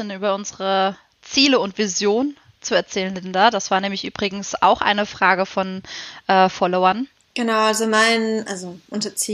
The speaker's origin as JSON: {"language": "German", "region": "Southern Germany", "country": "Germany", "said": "wir beide sind eigentlich aus Süddeutschland und wir sind beide aus Süddeutschland"}